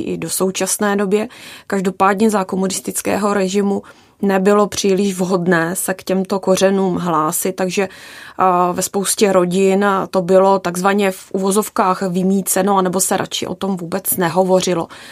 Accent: Haná, South Moravian Region, Czechia; já pocházím z Hané, z Jižní Moravy

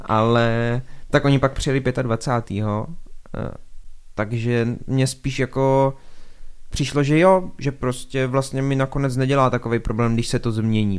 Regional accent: Šumperk, Olomouc Region, Czechia; u nás v Šumperku třeba, zase já jsem v tom vyrostl

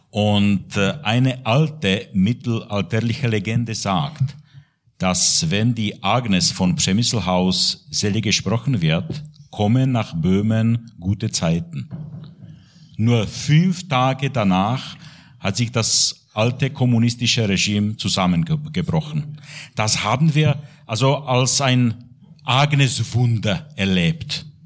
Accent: České Budějovice, South Bohemian Region, Czechia; born there; ich bin geboren in Budweis in Südböhmen an der österreichischen Grenze. Und ich habe in der Budweiser Diözese, und zwar in der Stadt Tabor, als Kaplan gearbeitet damals.

